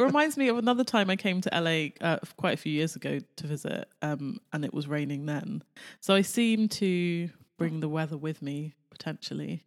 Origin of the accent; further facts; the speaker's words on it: United Kingdom; now in Los Angeles, United States; Being British